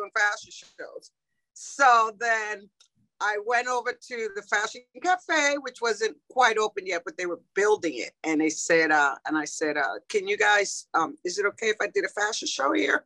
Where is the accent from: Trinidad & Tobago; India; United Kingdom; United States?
United States; California; moved away as an adult; now in New Orleans, United States; I'm from California. I was living in California at the time